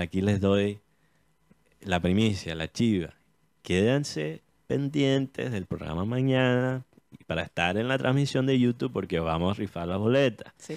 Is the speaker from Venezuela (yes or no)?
no; United States; born or raised there